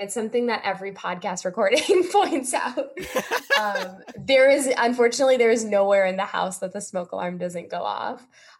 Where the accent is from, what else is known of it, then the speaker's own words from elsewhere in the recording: India; No, so I'm Indian, and we do a lot of pujas.